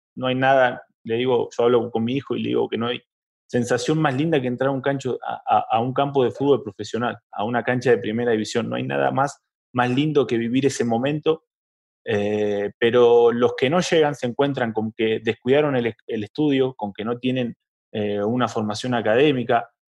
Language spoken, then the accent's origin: Spanish; Argentina; somos de Argentina y vivimos eh, en, barrios donde conoces gente que pertenece a una hinchada